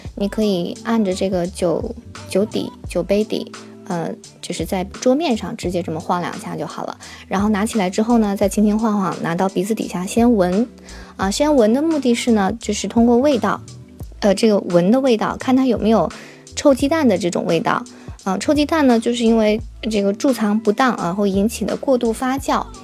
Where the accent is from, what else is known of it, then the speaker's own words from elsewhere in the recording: China; 在中国我们中国人吃晚餐，那基本上是从下午六七点就开始了